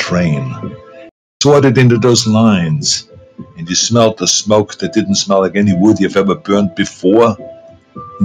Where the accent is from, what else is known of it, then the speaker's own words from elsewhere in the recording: Austria; moved away as an adult; also born or lived in California; when I grew up in Austria after the Second World War